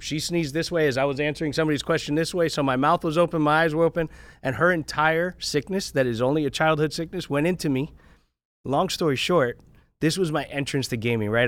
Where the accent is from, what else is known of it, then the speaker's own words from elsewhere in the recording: South Florida, United States; I grew up in, uh, in South Florida. I grew up right on County Line Road between Dade and Broward.